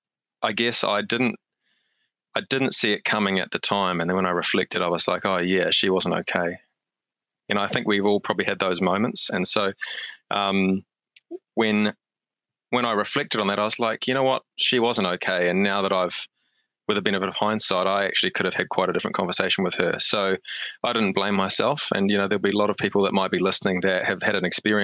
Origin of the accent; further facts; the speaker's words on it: Hamilton, Waikato, New Zealand; moved away as an adult; also born or lived in Wellington / Australia; now in Auckland, New Zealand; I am a Hamiltonian, born and bred. So I'm living in Auckland now, but I think, your hometown's always your hometown. And so I grew up in Hamilton